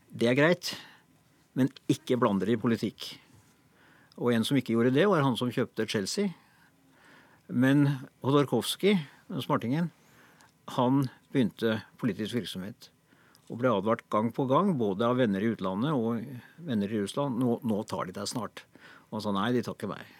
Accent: Norway; vi som nordmenn

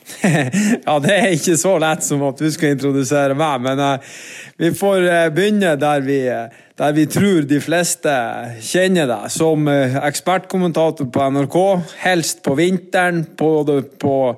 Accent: Norway; vi kommer selvfølgelig fra Norge

